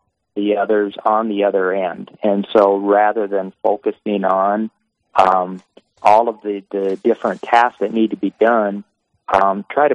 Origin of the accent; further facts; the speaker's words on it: Diocese of Sioux Falls, South Dakota, United States; I was born and raised in the Diocese of Sioux Falls